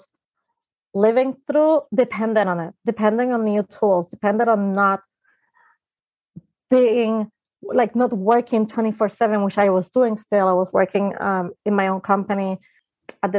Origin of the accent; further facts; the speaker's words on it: Puerto Rico; I grew up in Puerto Rico, which is an island in the Caribbean